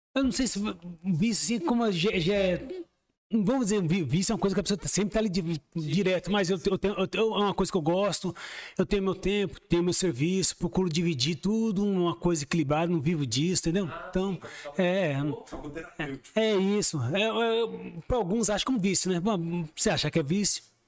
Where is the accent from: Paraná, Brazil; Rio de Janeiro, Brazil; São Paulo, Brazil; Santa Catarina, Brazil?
São Paulo, Brazil; moved away as an adult; also born or lived in Diadema; now in Sorocaba, Brazil; eu nasci mesmo em Diadema, mas fui criado mesmo no próximo, é um bairro já, é como fosse divisa do ABC ali, que é o próximo bairro chamado Jardim Miriam